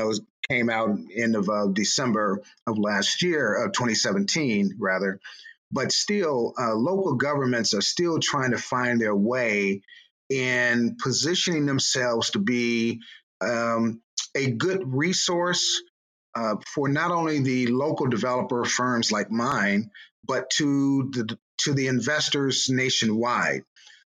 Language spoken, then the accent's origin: English; Chicago, Illinois, United States; I grew up in the Austin community much of my childhood.